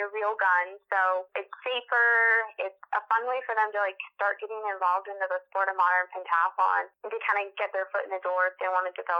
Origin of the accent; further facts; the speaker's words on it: Littleton, Colorado, United States; I grew up in Colorado, in Littleton, Colorado